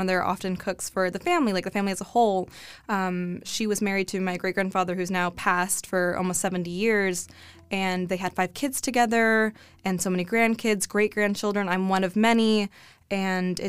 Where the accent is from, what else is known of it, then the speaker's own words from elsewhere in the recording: Corpus Christi, Texas, United States; moved away as an adult; now in Austin, United States; growing up in Corpus Christi, like South Texas, you know, being Tejana